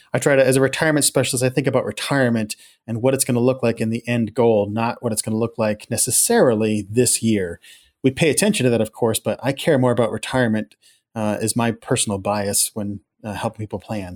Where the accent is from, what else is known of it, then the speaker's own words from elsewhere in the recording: Houlton, Maine, United States; also born or lived in Calais, Maine / Lewiston-Auburn, Maine; I was born in Callis, raised up in the county in Hilton